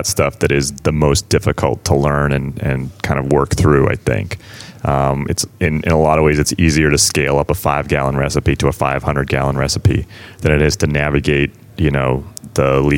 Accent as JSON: {"language": "English", "town": "West Newbury", "region": "Massachusetts", "country": "United States", "tie": "born or raised there", "also_born_or_lived": "Amesbury", "said": "I grew up in West Newbury originally, so I'm pretty Pentucket. Local."}